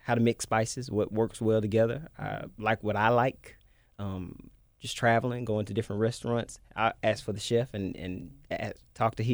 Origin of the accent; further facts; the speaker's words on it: Memphis, Tennessee, United States; Orange Mound, Tennessee. That's where so I'm from.